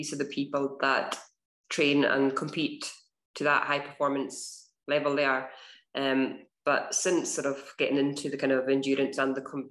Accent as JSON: {"language": "English", "town": "Stornoway", "region": "Scotland", "country": "United Kingdom", "tie": "born or raised there", "also_born_or_lived": "Glasgow", "moved": "as an adult", "said": "I grew up in the Western Isles in Stornoway."}